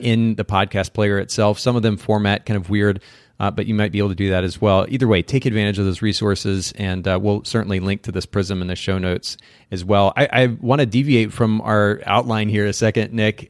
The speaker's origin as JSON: {"language": "English", "country": "Japan", "tie": "born or raised there", "moved": "yes", "said": "I grew up in Japan"}